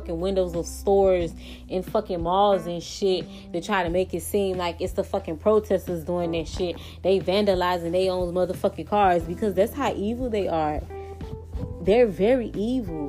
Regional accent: United States; I hate that I was brought up in America.

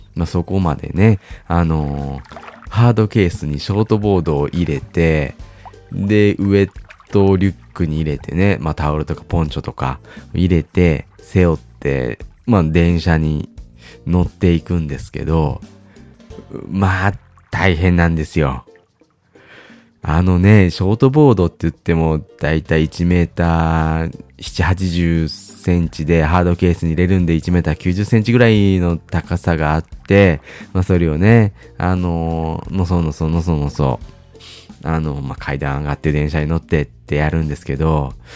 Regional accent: Kyoto, Japan; moved away as an adult; now in Tokyo, Japan; 僕、京都出身で、えー、学生の頃まではね、ずっと関西にいたんですけど

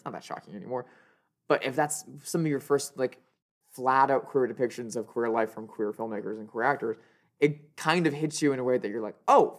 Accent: Midwest, United States; growing up in the Midwest and only seeing queerness codified as a thing that you do at night and only for the weirdos

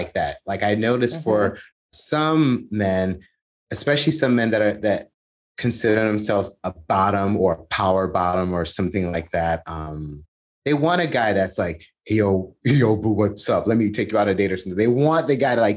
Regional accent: United States; As an American

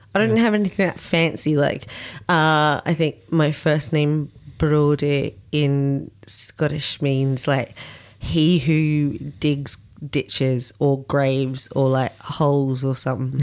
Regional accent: Australia; here in Australia

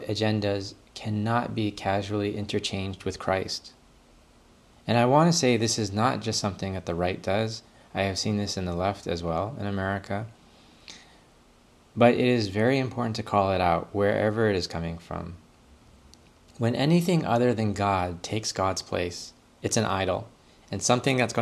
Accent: Canada; as a Canadian

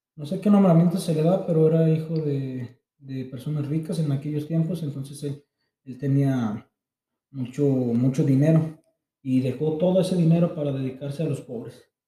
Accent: Encarnación de Díaz, Jalisco, Mexico; also born or lived in San Luis Potosí; Y ya cuando llegué, iban conmigo otros 13 de la Chona.

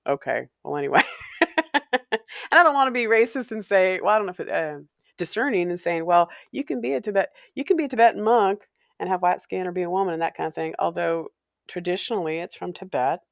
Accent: Walla Walla, Washington, United States; moved away; growing up in Walla Walla

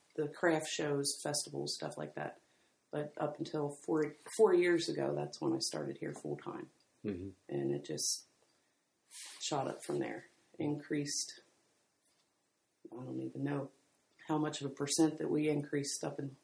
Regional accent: Springdale, Ohio, United States; we grew up in Springdale

